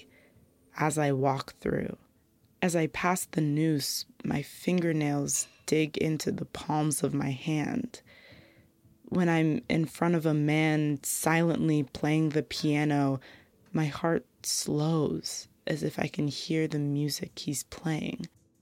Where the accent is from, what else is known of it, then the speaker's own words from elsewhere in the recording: United States; My family is from Nigeria, so none of my ancestry is connected to the history of lynching in America. But I grew up Black in America